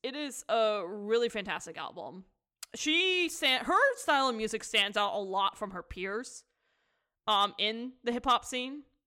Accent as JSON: {"language": "English", "country": "United States", "said": "as an American"}